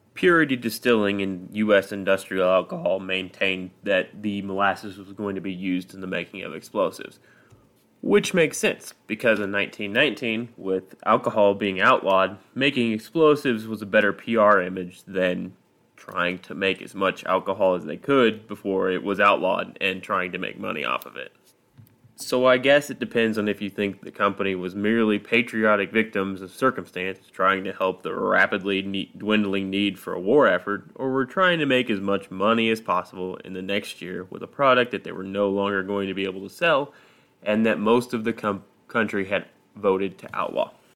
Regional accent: Midwest, United States; I'm from the Midwest, so we don't really have hurricanes or earthquakes here

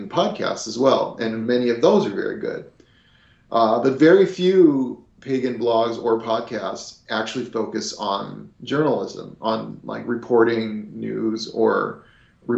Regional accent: Eugene, Oregon, United States; my hometown of Eugene

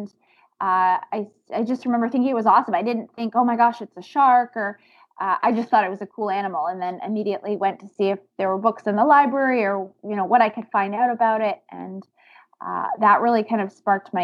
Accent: Maine, United States; I grew up in Maine and not too far from the ocean.

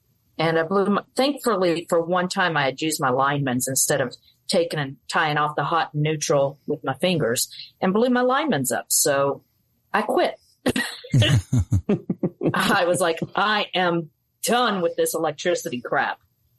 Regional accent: Mobile, Alabama, United States; born there; I was born in Mobile, Alabama, moved all around because my mom was in the Army.

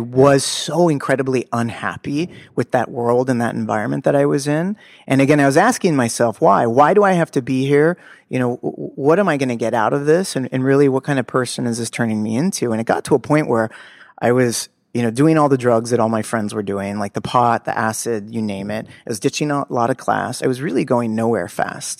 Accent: Los Angeles, California, United States; I grew up in Los Angeles, in, in Bel Air, the slums of Bel Air

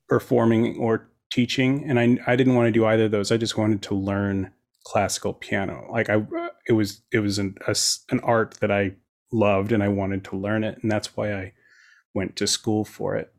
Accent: Fair Oaks, California, United States; now in Santa Monica, United States; I was born and raised outside of Sacramento in a little suburb called Fair Oaks

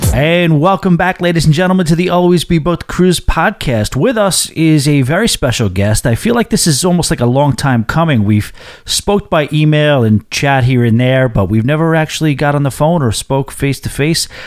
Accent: New York, United States; being the New Yorker that I am

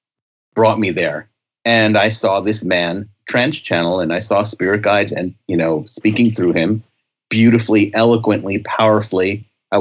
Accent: New York, United States; I was a very sensitive young boy growing up in the Bronx in New York.

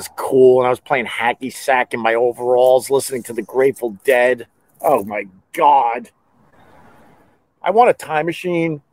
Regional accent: Centerport, New York, United States; I was growing up in Centerport, Long Island

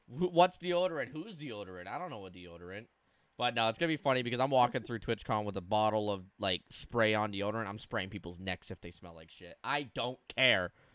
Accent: Canada; I'm as Canadian as they come when it comes to the cold

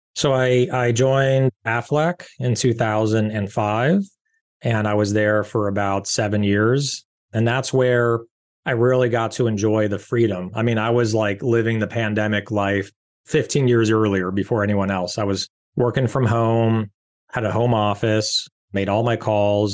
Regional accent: Rancho Palos Verdes, California, United States; I grew up in Rancho Palos Verdes, California

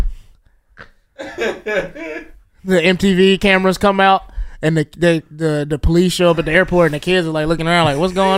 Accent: the South, United States; now in New York, United States; back home in the South.

